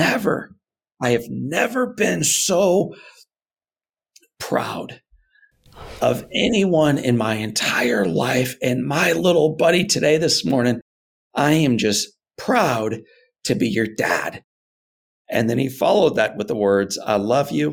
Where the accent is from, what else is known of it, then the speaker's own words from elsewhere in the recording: St. Louis, Missouri, United States; I'm a Missouri guy, born and raised in St. Louis